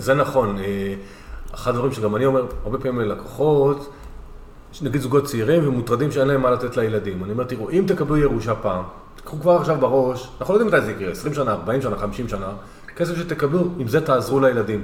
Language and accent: Hebrew; Northern Israel, Israel